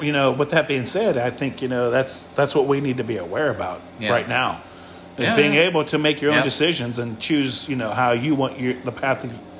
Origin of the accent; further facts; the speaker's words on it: Midwest, United States; also born or lived in the North; now in the South, United States; I live in the South. I grew up in the North. I live in the South.